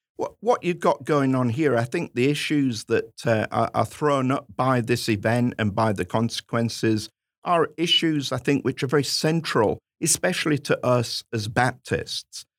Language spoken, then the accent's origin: English; United Kingdom